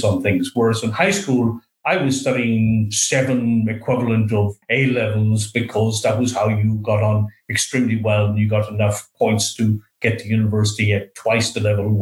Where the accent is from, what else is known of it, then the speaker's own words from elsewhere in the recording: Sligo, Connacht, Ireland; moved away as an adult; also born or lived in Australia; now in Auckland, New Zealand; I grew up in Sligo in the west of Ireland.